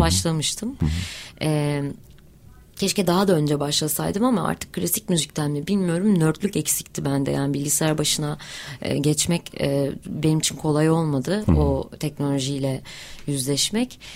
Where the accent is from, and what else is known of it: Hatay, Turkey